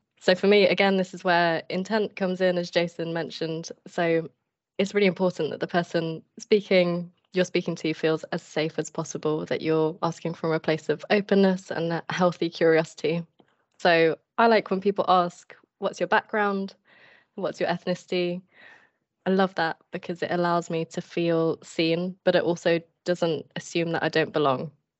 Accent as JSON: {"language": "English", "region": "England", "country": "United Kingdom", "tie": "born there", "said": "And I would say, well, I'm half, I was born in England."}